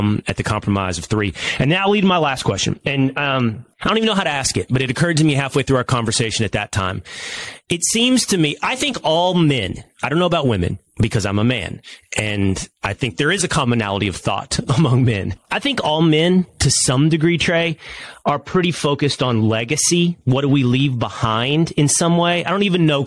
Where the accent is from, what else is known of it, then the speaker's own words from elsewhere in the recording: Texas, United States; as a Texan